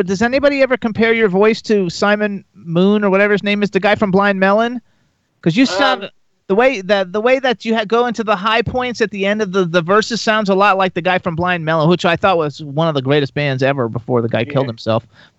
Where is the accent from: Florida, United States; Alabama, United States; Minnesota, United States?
Florida, United States; See, I'm from Florida. …'s from Florida, and so I used to hang out with them all the time.